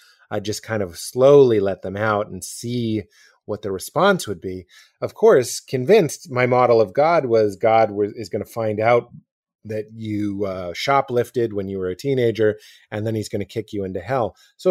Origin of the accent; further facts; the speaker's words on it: Boston, Massachusetts, United States; I look like a youth pastor. I'm from Boston. I was religious. I was married.